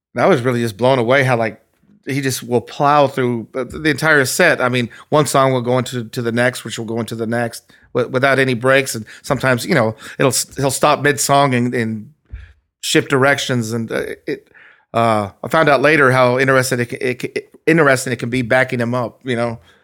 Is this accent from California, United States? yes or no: yes; Anaheim, California, United States; also born or lived in Norwalk, California / Fullerton, California; I was born in Norwalk, California, um, in Los Angeles. Lived there for a little while as a kid, but my first memories are, um, living in Orange County, um, first in Fullerton, then Anaheim, where I still live now.